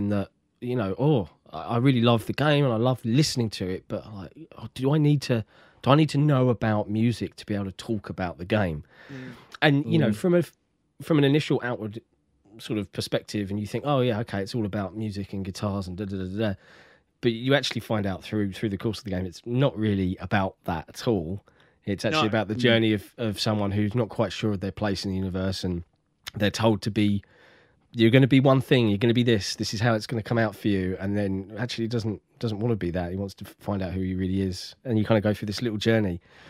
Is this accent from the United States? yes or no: no; Australia; I'm from Australia.